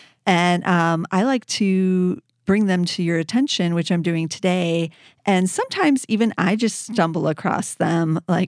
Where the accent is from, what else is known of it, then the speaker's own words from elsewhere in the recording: Chicago, Illinois, United States; It's in my hometown here in Chicago, and I didn't even know about it.